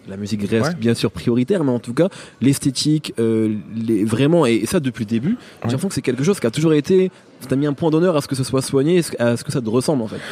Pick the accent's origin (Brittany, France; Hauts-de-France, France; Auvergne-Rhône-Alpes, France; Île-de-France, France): Hauts-de-France, France; Picardy; moved away; moi j'ai grandi en Picardie